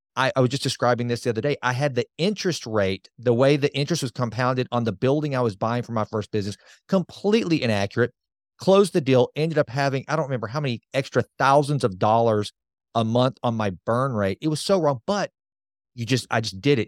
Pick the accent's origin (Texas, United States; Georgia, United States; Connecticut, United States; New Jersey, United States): Texas, United States; Sulphur Springs; I'm just a bumpkin from Sulphur Springs, Texas, a town of fourteen thousand five hundred.